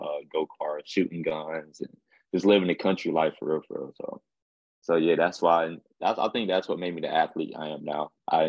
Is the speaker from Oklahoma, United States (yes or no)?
no; Clinton, North Carolina, United States; also born or lived in Queens, New York; I did stay in Queens, New York. And then when I left there, then I went to Clinton, North Carolina. And that's why I was raised. So Clinton is home for me. Growing up there, man, it's country